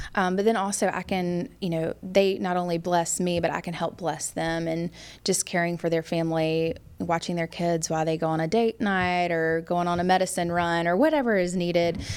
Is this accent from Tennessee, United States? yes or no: yes; Memphis, Tennessee, United States; moved away as an adult; also born or lived in Arkansas; now in Raleigh, United States; I grew up in Memphis, Tennessee.